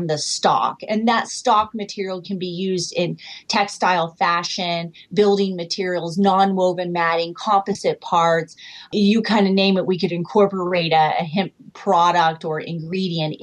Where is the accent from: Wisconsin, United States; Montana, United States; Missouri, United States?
Missouri, United States; Joplin; moved away as an adult; now in Canada; I'm from Joplin, Missouri. I'm now up here in Canada. I've been here 15 years